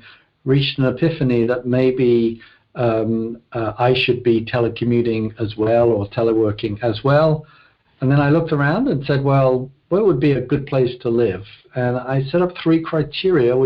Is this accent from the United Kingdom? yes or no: yes; London, United Kingdom; moved away; Born and raised in London, West London specifically. The town was called South Harrow, which is a suburb of London